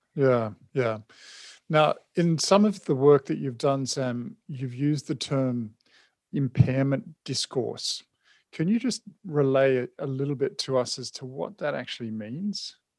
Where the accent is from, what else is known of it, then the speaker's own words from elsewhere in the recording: New Zealand; moved away; I'm originally a Kiwi as well